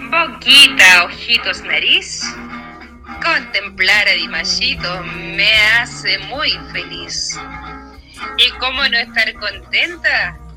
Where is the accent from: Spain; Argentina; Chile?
Chile; soy guasa chilena y del campo yo vengo